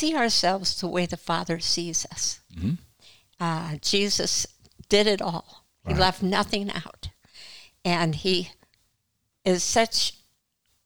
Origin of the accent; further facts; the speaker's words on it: Missouri, United States; moved away as an adult; we're from Missouri